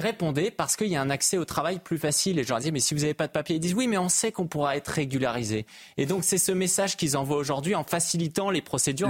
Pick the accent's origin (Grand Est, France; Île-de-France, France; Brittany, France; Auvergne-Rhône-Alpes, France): Brittany, France; je suis breton